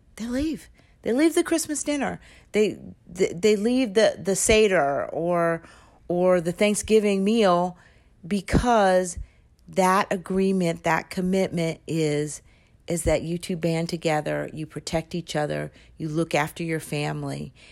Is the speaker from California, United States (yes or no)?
yes; California, United States; I'm his friend from California